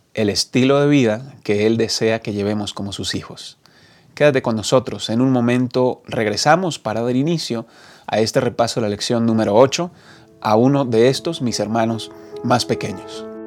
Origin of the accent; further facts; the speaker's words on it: Bucaramanga, Santander, Colombia; moved away as an adult; also born or lived in Medellín, Colombia; now in Mexico; Crecí en Colombia, en una ciudad llamada Bucaramanga, Santander